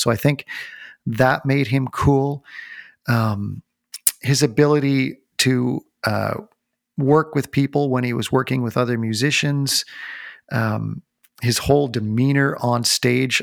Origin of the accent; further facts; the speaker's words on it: North Bay, Ontario, Canada; I grew up in North Bay, Ontario, so there weren't a lot of live concerts to go